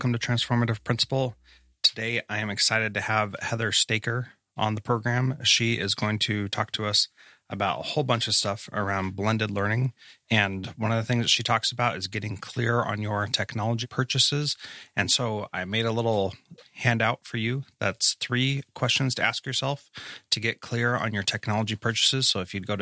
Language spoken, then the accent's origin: English; California, United States; I grew up in California